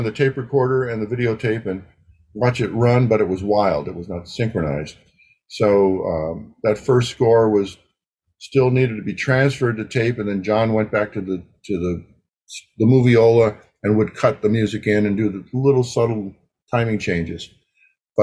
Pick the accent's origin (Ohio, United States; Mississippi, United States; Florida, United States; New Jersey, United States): Ohio, United States; moved away; I was from Ohio at the time.